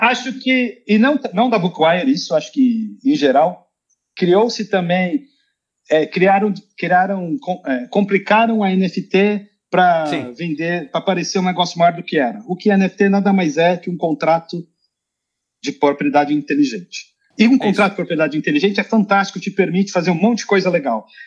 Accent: Brazil; moved away as an adult; now in Sweden; eu sou brasileiro moro na Suécia

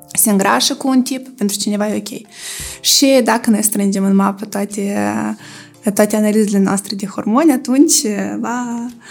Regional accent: Moldova

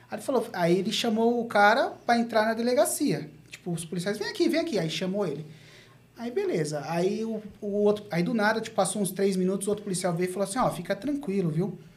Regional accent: Diadema, São Paulo, Brazil; Sou de Diadema, mas conheço as quebradas aí.

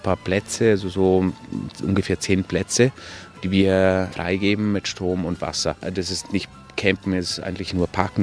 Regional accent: Italy; German is a second language; also born or lived in Munich, Germany; Ich habe nicht so viele Jahre also die Schule in, in München gemacht, also äh, praktisch nur in Italien.

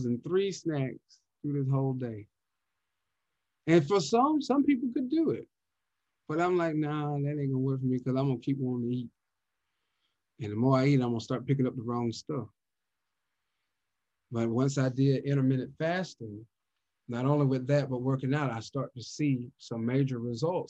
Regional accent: the South, United States; I'm from the South, so you know they gonna cook for Christmas

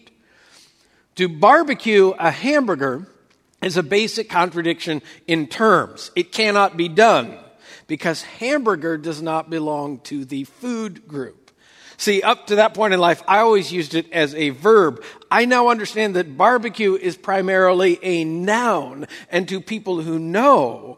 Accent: West Coast, United States; moved away as an adult; also born or lived in Oklahoma; I spent the first 35 years of my life growing up on the West Coast

